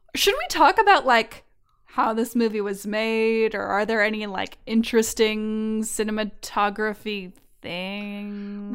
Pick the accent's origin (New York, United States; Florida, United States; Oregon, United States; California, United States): California, United States; I am from California